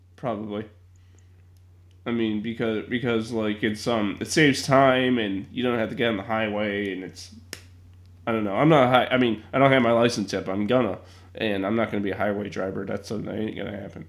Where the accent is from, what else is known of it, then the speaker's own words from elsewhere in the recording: Chicago, Illinois, United States; also born or lived in Ohio; me being a Chicagoan